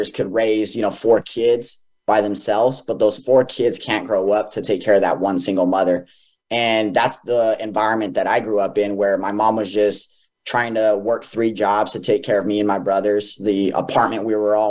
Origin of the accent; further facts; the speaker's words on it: Four Corners, United States; I grew up more West region. I was born in the Four Corners